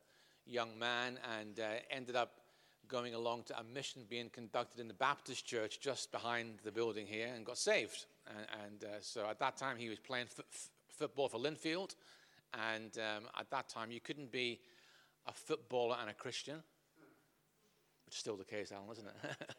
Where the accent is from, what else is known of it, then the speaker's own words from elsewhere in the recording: North West England, United Kingdom; accent: Liverpudlian; also born or lived in Scotland / Ireland; now in Southampton, United Kingdom; my accent has morphed over those years from Liverpudlian to Scottish, back to Irish, back to Scottish, and then down on the south coast of England